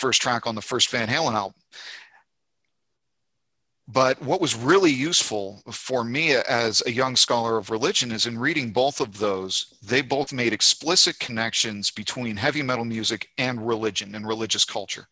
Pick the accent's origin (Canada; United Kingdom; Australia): Canada; moved away as an adult; also born or lived in Fredericton, New Brunswick; now in Montgomery, United States; my home country of Canada